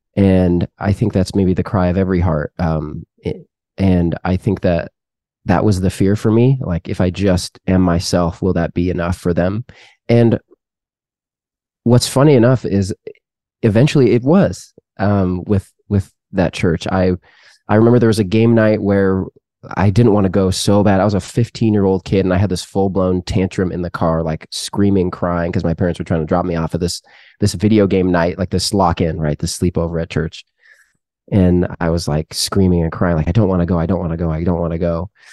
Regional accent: Seattle, Washington, United States; moved away as an adult; also born or lived in Canada; now in Texas, United States; born in Canada, raised in the Seattle area

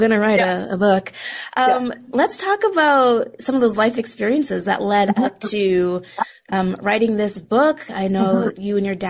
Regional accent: just outside of Edmonton, Alberta, Canada; I grew up just outside of Edmonton.

